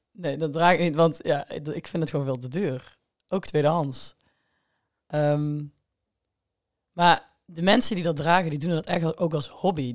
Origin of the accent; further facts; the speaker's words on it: Hegelsom, Limburg, Netherlands; now in Amsterdam, Netherlands; ik kom uit Hegelsom. Ik woon tegenwoordig in Amsterdam